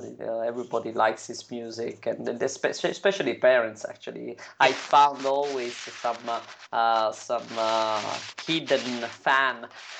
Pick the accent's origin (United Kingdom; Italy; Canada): Italy; And it would have to be in Italy, in my hometown.